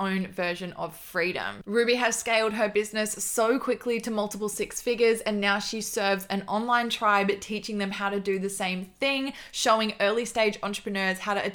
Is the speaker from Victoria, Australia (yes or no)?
yes; Melbourne, Victoria, Australia; We are both from Melbourne in Australia